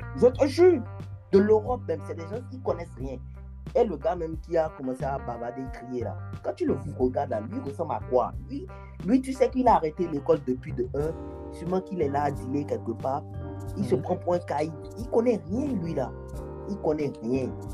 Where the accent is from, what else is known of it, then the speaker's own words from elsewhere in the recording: Cotonou, Littoral, Benin; now in France; mon ancien quartier, P K dix